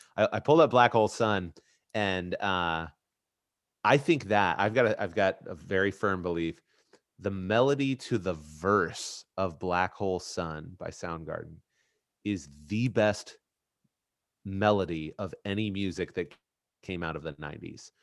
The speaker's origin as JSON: {"language": "English", "town": "Indianapolis", "region": "Indiana", "country": "United States", "tie": "born or raised there", "said": "here in Indy, my hometown, at my alma mater"}